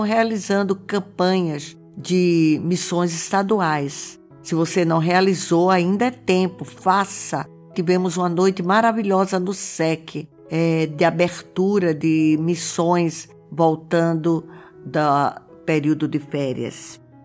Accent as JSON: {"language": "Portuguese", "region": "Pernambuco", "country": "Brazil", "said": "o povo batista do nosso estado"}